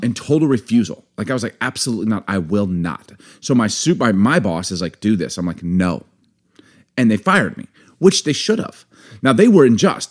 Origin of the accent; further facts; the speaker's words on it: United States; also born or lived in Baltimore / Chicago; growing up in Baltimore, Chicago, I got a big family